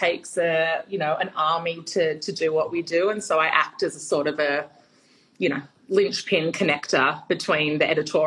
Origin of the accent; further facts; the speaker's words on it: Sydney, New South Wales, Australia; I'm born and bred in Sydney, but my extended family is in Europe